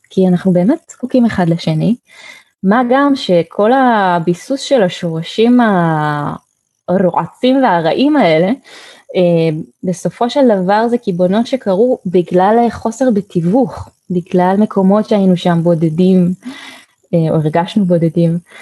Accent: Haifa, Haifa District, Israel; אני ככה ילידת חיפה

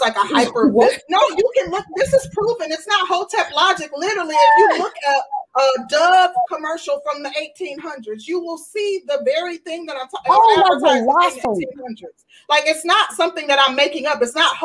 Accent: Midwest, United States; I'm from the Midwest

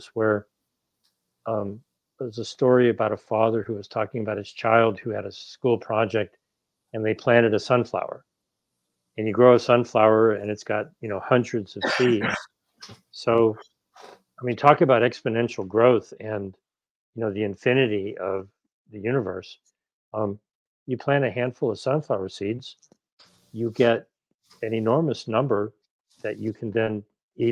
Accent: Ohio, United States; also born or lived in New England; now in Los Angeles, United States; I grew up in Ohio and I lived in New England.

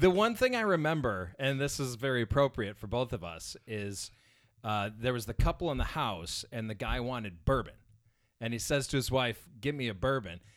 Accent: Indiana, United States; I grew up in a town, like, subdivision, normal subdivision, but it was surrounded by cornfields, okay? This is in Indiana

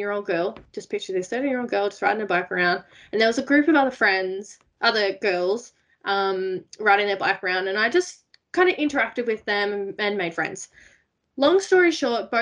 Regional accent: Blue Mountains, New South Wales, Australia; I grew up in the Blue Mountains, west of Sydney in New South Wales

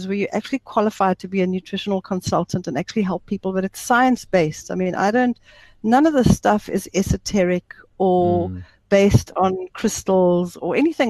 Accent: South Africa; also born or lived in Zimbabwe; I'm a South African, but I was born there. I left when I was 3 years old. So I grew up in a typical South African family

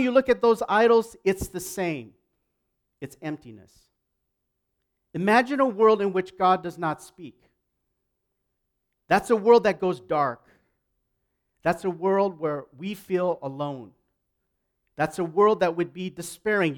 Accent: Canada

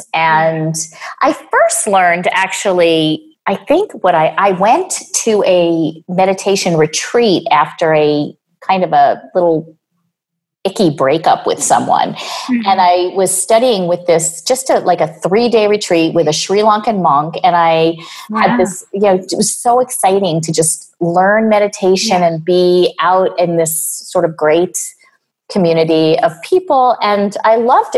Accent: New York, United States; also born or lived in Boulder, Colorado; I am from New York.

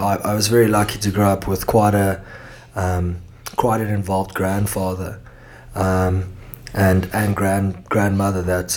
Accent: Cape Town, Western Cape, South Africa; accent: Cape Town; moved away as an adult; also born or lived in Los Angeles, United States; now in Perth, Australia; I was in Cape Town, South Africa, where I then spent the next my formative years I spent within Cape Town.

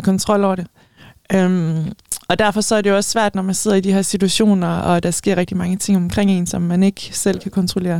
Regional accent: Denmark; also born or lived in Spain; som danskere

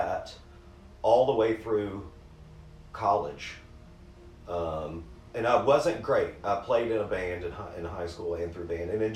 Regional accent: Savannah, Georgia, United States; also born or lived in DeLand, Florida / New York; And I moved here, I think I was two

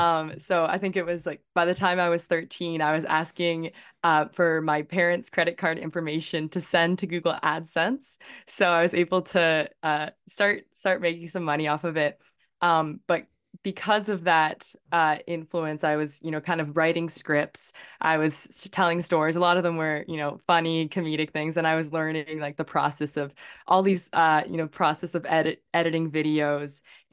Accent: Victoria, British Columbia, Canada; Yeah, so I was born and raised in Victoria, BC. So I'm a West Coast island person. I'm actually here visiting family right now.

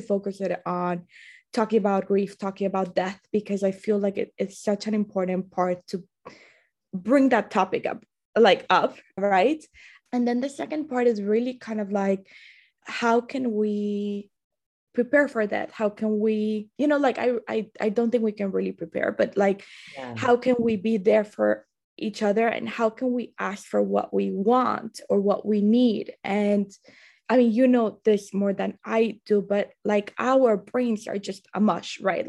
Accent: Colombia; moved away; I was raised in Colombia

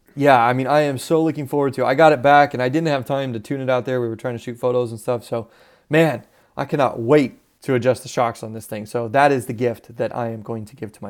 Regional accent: Southwest, United States; You know, I would use the term, but where I grew up in the Southwest area, a buggy is not what they would call a buggy. We called them dune buggies, and they're buggies that are made for the sand.

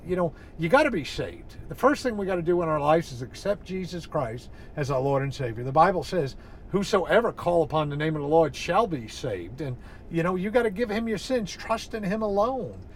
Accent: New England, United States; I'm from New England

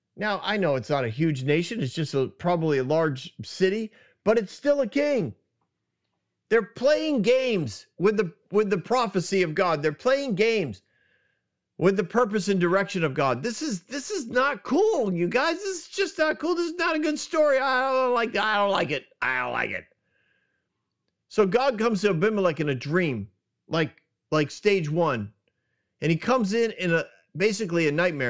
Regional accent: New England, United States; moved away; I grew up in New England

